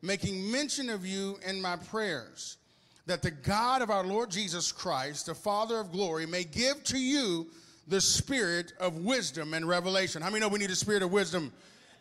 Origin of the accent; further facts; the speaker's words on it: Arkansas, United States; moved away as an adult; also born or lived in Houston, Texas; now in Texas, United States; I was born in Houston, Texas, but I was raised in Arkansas.